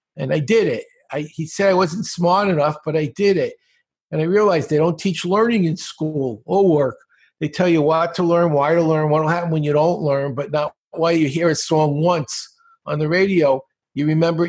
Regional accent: New York City, New York, United States; I grew up in Brooklyn, in a very bad part of Brooklyn

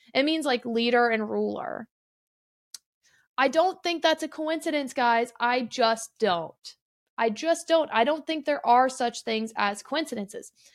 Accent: Midwest, United States; now in Arizona, United States; I'm from the Midwest originally

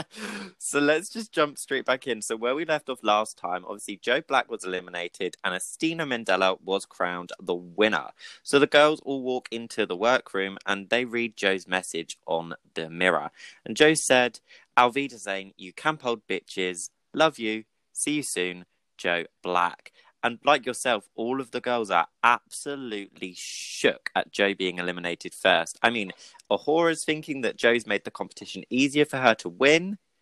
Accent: Brighton, South East England, United Kingdom; I'm also from Brighton

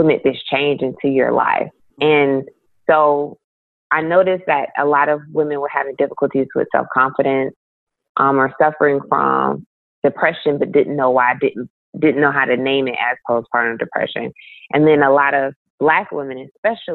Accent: Milledgeville, Georgia, United States; born or raised there; now in Atlanta, United States

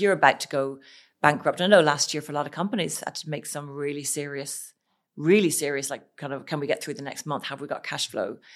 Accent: Ireland; moved away as an adult; I'm Irish

